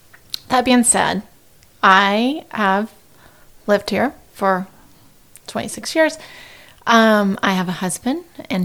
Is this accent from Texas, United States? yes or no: yes; Texarkana, Texas, United States; now in Dallas, United States; So I live in Dallas, originally from Texarkana.